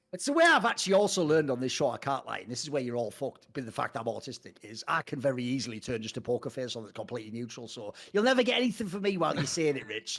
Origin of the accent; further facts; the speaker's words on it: the Northeast, North East England, United Kingdom; I come from the Northeast